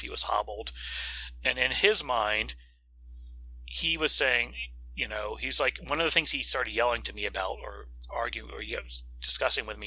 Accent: Florida, United States; my home state of Florida

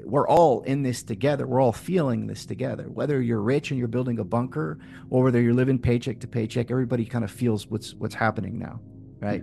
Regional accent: Tarpon Springs, Florida, United States; in my hometown in Tarpon Springs, Florida.

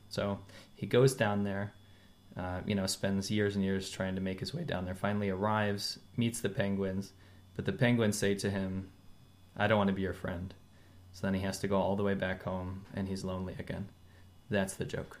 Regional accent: United States; also born or lived in China; now in Los Angeles, United States; when I was growing up in America

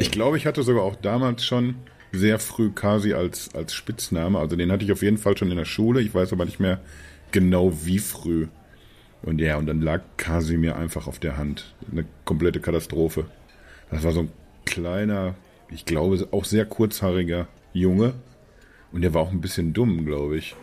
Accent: Germany; als, als Deutsche

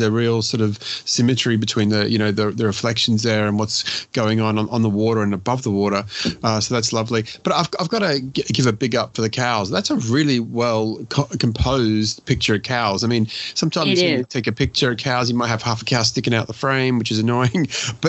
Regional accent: Richmond, Virginia, United States; I chose a specific neighborhood called Oregon Hill in my hometown of Richmond, Virginia, to shoot the Lomochrome Purple.

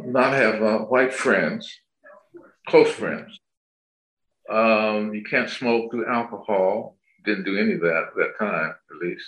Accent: Ohio, United States; growing up in Ohio

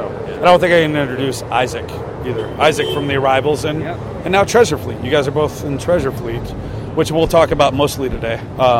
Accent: Shreveport, Louisiana, United States; moved away; I grew up in a town called Shreveport, Louisiana. It's about 30 minutes away from Texas, 45 from Arkansas.

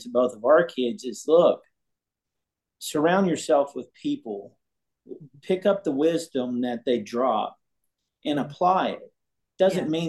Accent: South Louisiana, United States; So I'm I'm originally from South Louisiana

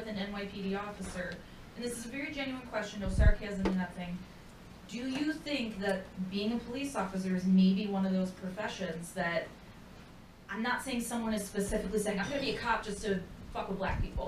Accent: Buffalo, New York, United States; we are actually both from Buffalo

